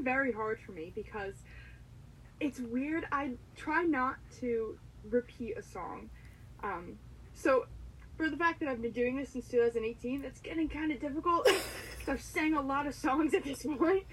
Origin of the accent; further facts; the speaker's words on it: Waldorf, New Jersey, United States; also born or lived in Amherst, Massachusetts; I am from Waldorf, New Jersey, so I'm in the north part of New Jersey